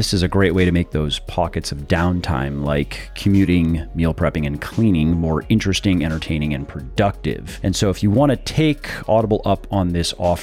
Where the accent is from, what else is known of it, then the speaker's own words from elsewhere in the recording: Tampa, Florida, United States; also born or lived in Ocala, Florida; I grew up in the Tampa Bay area